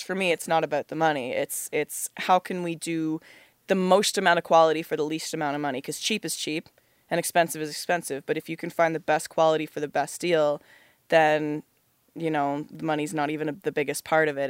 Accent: Oakville, Ontario, Canada; I grew up in Oakville, Ontario

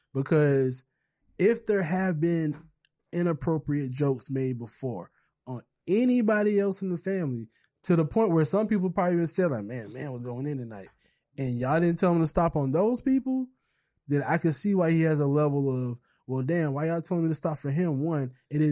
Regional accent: Charleston, South Carolina, United States; Because I'm from South Carolina, from Charleston.

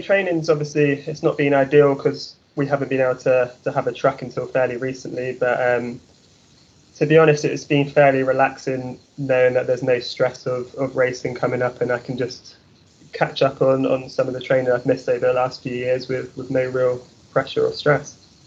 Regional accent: Trowbridge, South West England, United Kingdom; moved away as an adult; now in Texas, United States; I'm actually from Trowbridge

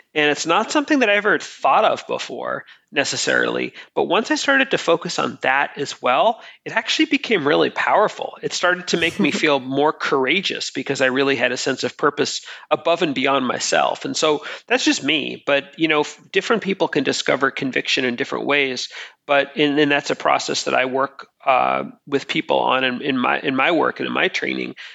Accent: Boston, Massachusetts, United States; I'm from Boston in the United States

